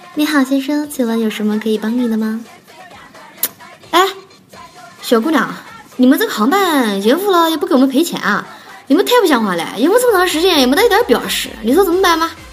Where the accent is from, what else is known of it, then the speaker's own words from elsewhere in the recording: Nanjing, Jiangsu, China; first language Nanjing dialect; 我是南京人